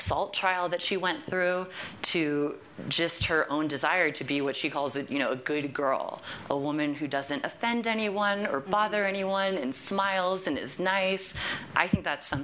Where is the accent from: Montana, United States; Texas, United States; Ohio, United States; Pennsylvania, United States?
Texas, United States; Fort Worth; my hometown of Fort Worth, Texas